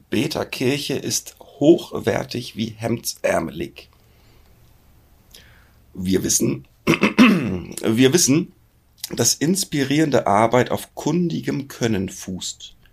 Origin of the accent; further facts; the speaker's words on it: Hamburg, Germany; Aus der {S0} schönsten Stadt der Welt komme ich.